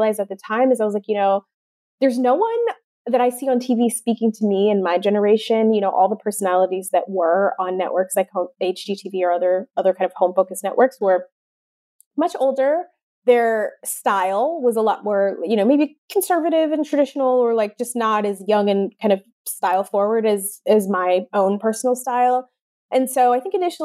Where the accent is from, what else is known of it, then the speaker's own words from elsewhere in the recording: Detroit, Michigan, United States; I grew up in suburban Detroit